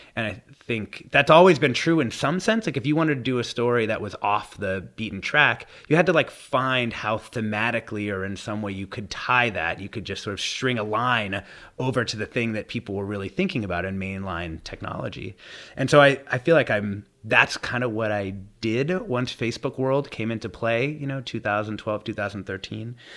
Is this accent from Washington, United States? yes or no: yes; Southern Washington State, United States; when I was growing up in Southern Washington State